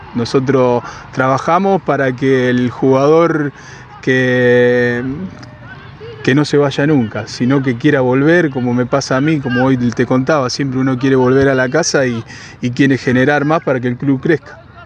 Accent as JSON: {"language": "Spanish", "town": "Carreras", "region": "Santa Fe", "country": "Argentina", "tie": "born or raised there", "said": "haber vuelto eh, a mi pueblo, que yo soy oriundo de la localidad de Carreras"}